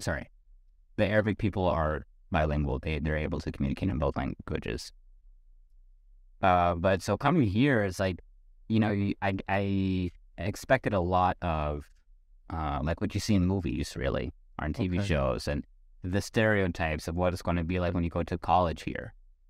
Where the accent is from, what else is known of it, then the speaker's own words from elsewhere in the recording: New York, United States; born there; Like, we'll say, oh yeah, I'm from New York. Really? And they started speaking to me like I'm a New Yorker, and then I realized, oh wait, maybe I'm not exactly from New York. I guess I was born there.